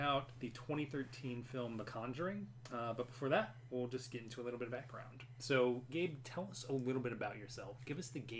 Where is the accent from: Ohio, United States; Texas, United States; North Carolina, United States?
North Carolina, United States; Carrboro; I grew up in Carrboro, North Carolina, and traveled around a bit, came back here, a bit of a Carboriginal, one might say.